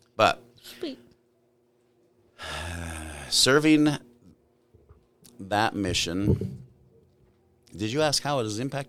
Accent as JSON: {"language": "English", "region": "California", "country": "United States", "tie": "born or raised there", "said": "Oh, sure. I was born in California. It was a fun, a nice place. I grew up with my mother's parents lived there, as well as two of her sisters."}